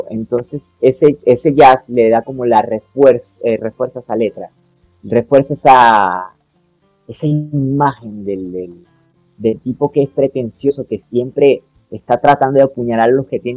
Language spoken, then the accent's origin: Spanish; Venezuela; now in Colombia; eh, a lo que salí de Venezuela y vine para acá a Colombia, lo que me mantuvo fue la música